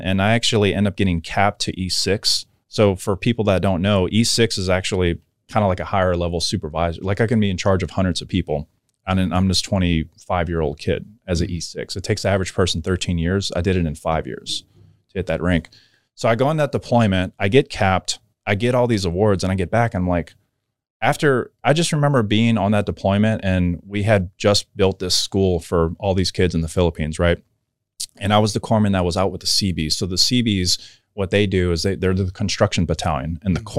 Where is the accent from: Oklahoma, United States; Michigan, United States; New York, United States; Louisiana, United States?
Louisiana, United States; New Orleans; I grew up in New Orleans